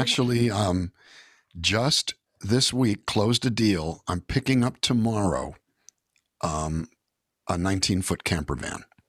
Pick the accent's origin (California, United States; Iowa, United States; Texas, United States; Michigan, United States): California, United States; I'm from California